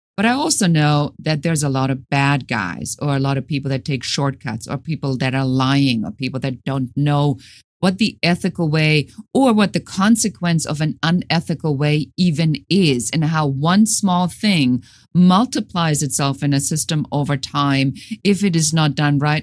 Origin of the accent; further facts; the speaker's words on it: Germany; moved away as an adult; now in United States; Originally, I'm from Germany.